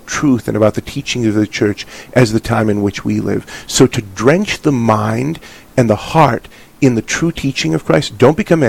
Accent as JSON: {"language": "English", "town": "Hazelton", "region": "North Dakota", "country": "United States", "tie": "born or raised there", "said": "when I was growing up in Hazleton"}